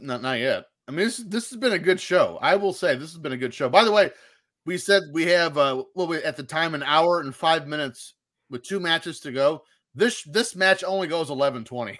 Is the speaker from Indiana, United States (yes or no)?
yes; Indiana, United States; where I grew up in Indiana